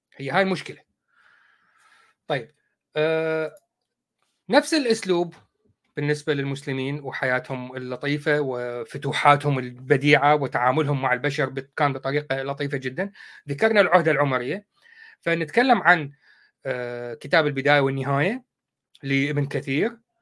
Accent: Iraq

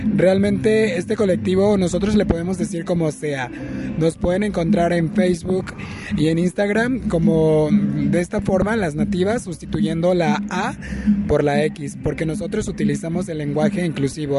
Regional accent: Nayarit, Mexico; soy del estado de Nayarit, soy de la cultura birrárica

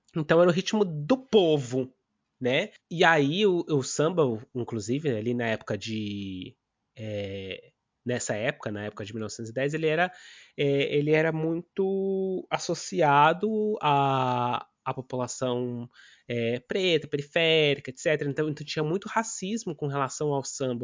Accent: São Paulo, Brazil; moved away; eu sou do bairro do Limão, em São Paulo

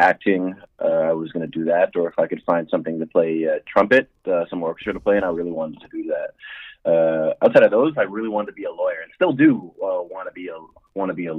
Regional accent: Toronto, Ontario, Canada; I'm from Toronto, born and raised.

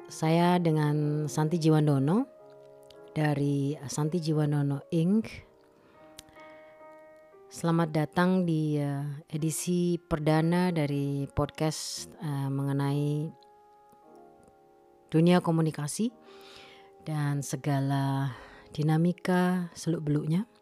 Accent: Malang, East Java, Indonesia; saya eh, memutuskan untuk pensiun dini dan kembali ke kampung halaman saya di Kota Malang.

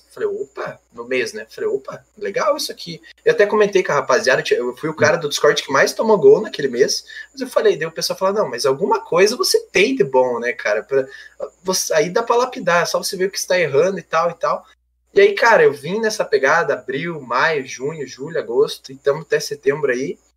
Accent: Rebouças, Paraná, Brazil; Não, não, eu sou do, sou do Paraná, mano, mais precisamente é, Rebouças, que é do lado de Irati

